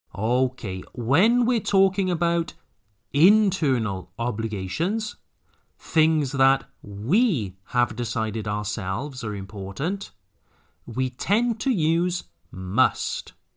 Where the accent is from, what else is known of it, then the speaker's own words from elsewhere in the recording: Wales, United Kingdom; moved away; be back in my hometown